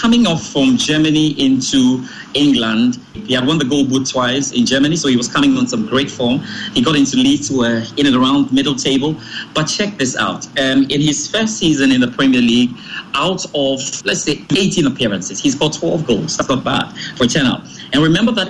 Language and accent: English; Ghana; I'm a Ghanaian